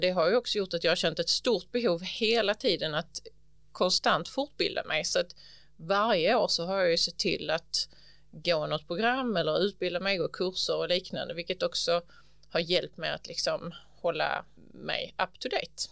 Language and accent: Swedish; Ugglohult, near Hjärnarp, Hallandsåsen, Skåne, Sweden; also born or lived in Helsingborg; kring Ugglohult där jag växte upp